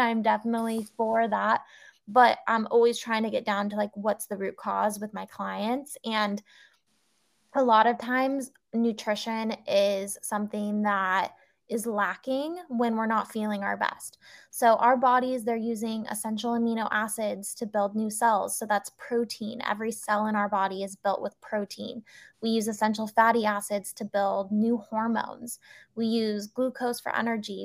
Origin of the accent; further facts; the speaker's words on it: California, United States; moved away as an adult; also born or lived in Singapore; we moved back to my home state of California